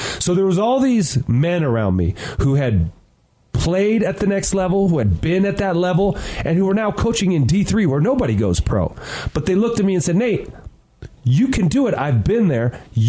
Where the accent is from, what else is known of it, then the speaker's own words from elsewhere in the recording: Bay Area, California, United States; I grew up in the Bay Area. The 49ers were my team